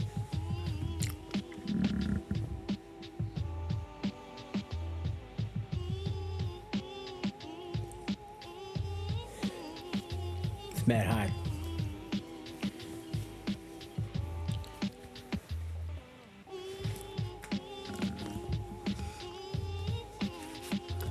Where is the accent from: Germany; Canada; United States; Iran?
Canada; Toronto, Ontario; I grew up in the Brown Buildings at Midland.